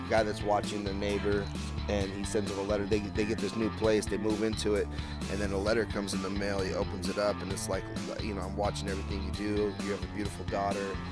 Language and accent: English; Downey, California, United States; So I'm from Downey. You know, I grew up on Imperial Highway.